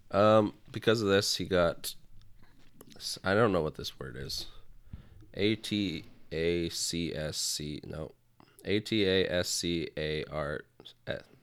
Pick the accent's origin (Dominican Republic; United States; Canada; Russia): Canada; I'm from Canada